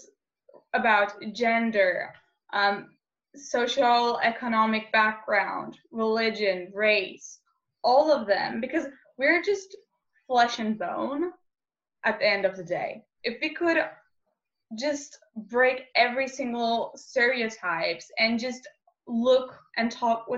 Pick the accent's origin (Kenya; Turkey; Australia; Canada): Turkey; Istanbul; I'm from Istanbul, Turkey, a 17-year-old gender activist